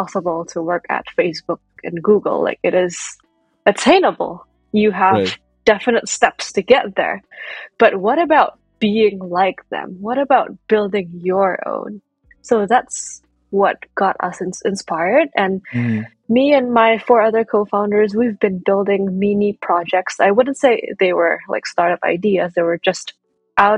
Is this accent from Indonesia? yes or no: yes; Indonesia; moved away as an adult; now in United States; I was born and raised in Indonesia, and I moved to the U.S. for college in 2015